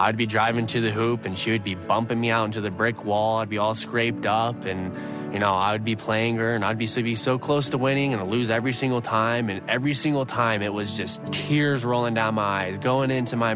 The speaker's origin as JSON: {"language": "English", "region": "Idaho", "country": "United States", "tie": "born or raised there"}